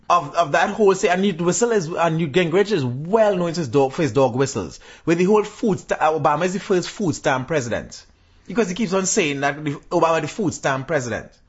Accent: Trinidad & Tobago; I'm a Trinidadian

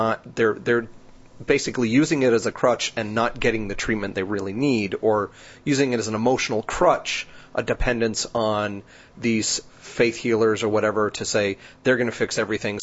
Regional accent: New Jersey, United States; now in San Antonio, United States; I'm from New Jersey.

